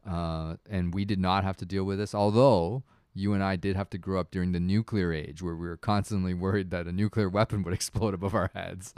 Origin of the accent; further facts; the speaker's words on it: Toronto, Ontario, Canada; growing up in Toronto, like, I was a child of, like, first generation immigrants